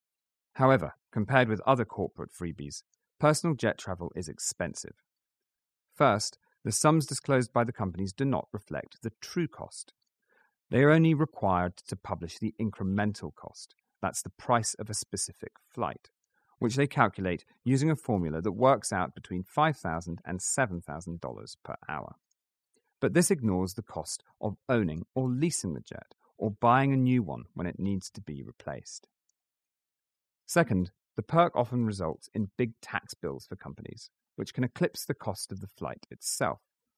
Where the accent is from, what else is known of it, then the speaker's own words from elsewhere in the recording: Scotland, United Kingdom; I used to joke with investors that even as a Scotsman, I only wasted my personal money on a jet share, and certainly not the company's.